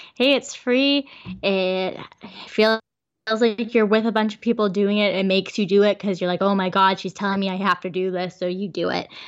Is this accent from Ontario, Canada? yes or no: no; Vancouver, British Columbia, Canada; we're from Vancouver?